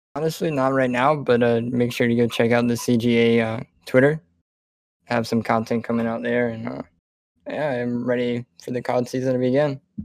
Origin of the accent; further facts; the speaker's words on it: South Carolina, United States; I'm from South Carolina